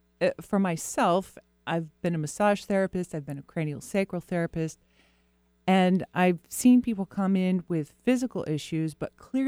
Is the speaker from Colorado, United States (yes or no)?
no; Florida, United States; born or raised there